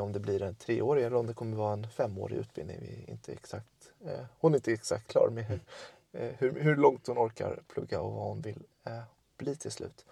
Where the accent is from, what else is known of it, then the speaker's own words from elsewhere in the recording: Tullinge, Stockholm County, Sweden; moved away as an adult; also born or lived in Södertälje / Örebro; now in Lomma, Sweden; jag är född i Södertälje, sen är jag uppfödd i Tullinge utanför Stockholm